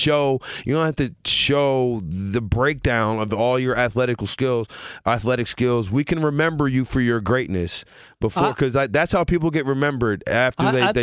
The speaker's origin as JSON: {"language": "English", "region": "Louisiana", "country": "United States", "tie": "born or raised there", "said": "I just didn't grow up. I grew up in Louisiana. All we watched was football."}